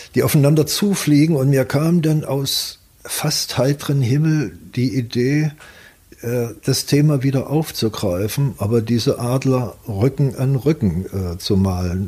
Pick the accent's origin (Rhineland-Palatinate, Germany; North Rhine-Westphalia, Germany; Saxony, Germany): Saxony, Germany; Leipzig; moved away; wenn ich in Leipzig bin, äh, das hat mich geprägt äh, bis heute. Wenn, dann ist das Heimat.